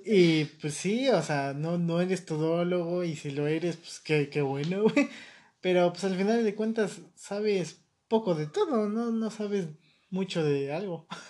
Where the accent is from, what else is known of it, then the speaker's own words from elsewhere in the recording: Mexico; Yo como ciudadano mexicano